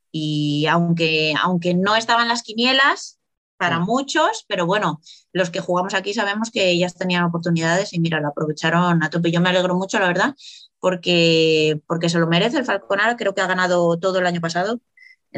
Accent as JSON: {"language": "Spanish", "town": "Valladolid", "region": "Castile and León", "country": "Spain", "also_born_or_lived": "Italy / Burela", "moved": "as an adult", "said": "Salí con 24, 25 años de Valladolid"}